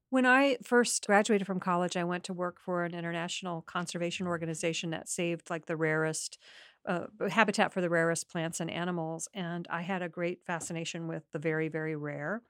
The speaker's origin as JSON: {"language": "English", "region": "Midwest", "country": "United States", "tie": "born or raised there", "said": "I was raised in the Midwest"}